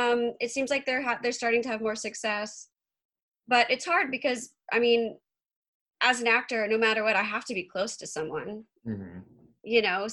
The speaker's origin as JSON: {"language": "English", "region": "Georgia", "country": "United States", "tie": "born or raised there", "moved": "yes", "lives_now": "Los Angeles, United States", "said": "I grew up in Georgia. And then I've been, LA is my home now."}